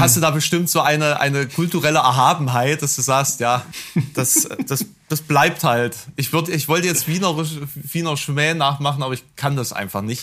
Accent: Germany; als Piefke

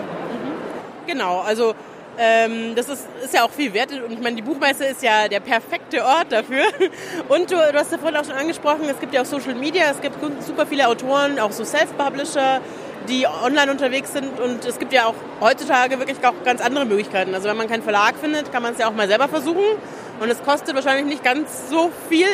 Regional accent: Regensburg, Bavaria, Germany; Ich komme ja eigentlich aus Regensburg

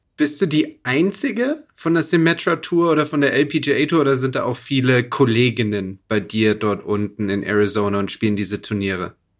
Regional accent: Munich, Bavaria, Germany; Ich als, ich als sag ich mal, Münchner, der aufgewachsen ist mit, mit großen Flüssen und Bäumen

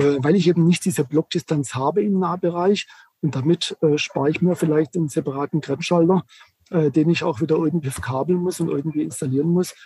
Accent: Germany; bei uns in Deutschland

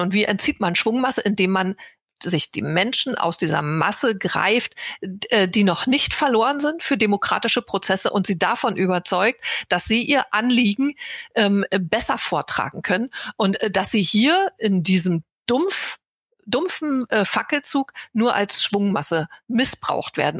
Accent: GDR, East Germany, Germany; ich bin aus der DDR und ich war schon eine junge Erwachsene, als die Mauer fiel

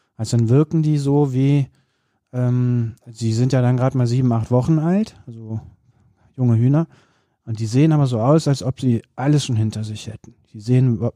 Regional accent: countryside not far from Cologne, North Rhine-Westphalia, Germany; ich bin auf dem Land groß geworden, jetzt äh, nicht total weit von Köln weg, aber doch auf dem platten Land

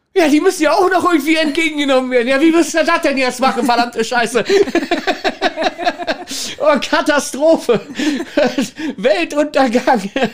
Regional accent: Kirchmöser, Brandenburg, Germany; now in Hamburg, Germany; also ursprünglich komme ich tatsächlich aus Brandenburg. Ähm, Kirchen, ganz kleines, versch verschlafenes Nest äh, in der Nähe von, von der Stadt Brandenburg direkt

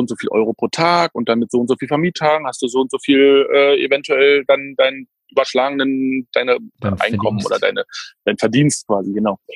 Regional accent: Berlin, Germany; also ich bin Berliner, wie gesagt, bin 80er Baujahr, das heißt also vor der Wende. Wir sind damals im, im Osten Berlins haben wir halt gewohnt, in Köpenick, wie gesagt.

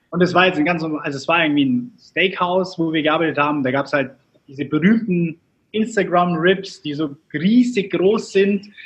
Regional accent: Augsburg, Bavaria, Germany; Also wir kommen so aus Augsburg.

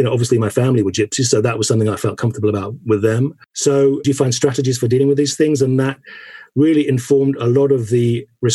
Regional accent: St Mary Cray, London, United Kingdom; where I was born in St. Mary Cray. I was born in 61, so I was kind of going to early school in the late 60s and early 70s.

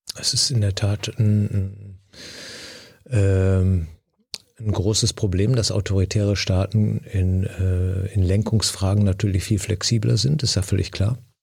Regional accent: Düsseldorf, North Rhine-Westphalia, Germany; Ich bin, wie gesagt, im Einzugsbereich des Ruhrgebietes aufgewachsen

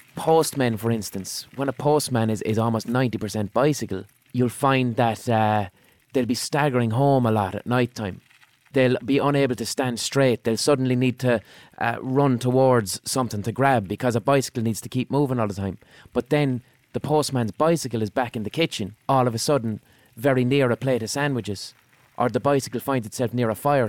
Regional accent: Limerick, Munster, Ireland; where I grew up in Limerick

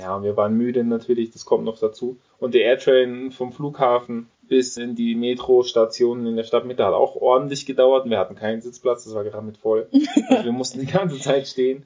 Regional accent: Germany; natürlich ist ein deutscher Pass, ich bin Deutscher

